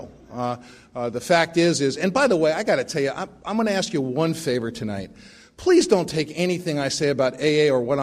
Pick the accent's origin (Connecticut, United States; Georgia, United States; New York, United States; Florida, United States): New York, United States; New York City; moved away; I grew up in the Bronx to a completely insane family